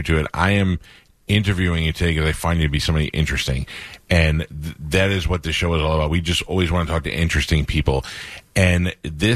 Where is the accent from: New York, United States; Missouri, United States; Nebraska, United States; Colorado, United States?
New York, United States; moved away; I grew up in New York